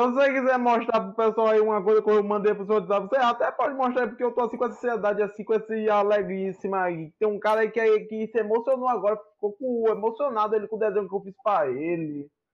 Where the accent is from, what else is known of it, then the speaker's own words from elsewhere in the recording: Valença, Bahia, Brazil; Eu sou de Valença na Bahia